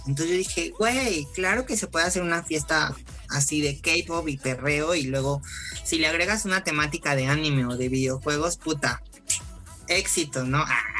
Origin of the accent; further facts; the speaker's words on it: Cosoleacaque, Veracruz, Mexico; moved away as an adult; now in Mexico City, Mexico; soy de, originario de Cozoleacaque, Veracruz. Ahí nací, ahí crecí.